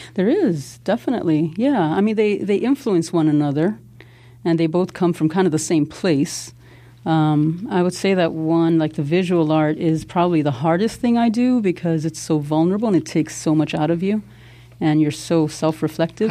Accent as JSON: {"language": "English", "town": "Chicago", "region": "Illinois", "country": "United States", "tie": "born or raised there", "said": "growing up in Pilsen Little Village"}